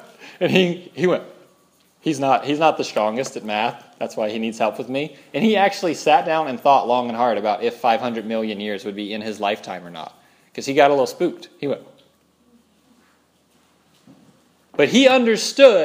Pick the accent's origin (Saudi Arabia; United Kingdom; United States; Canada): United States; Louisiana; I'm from Louisiana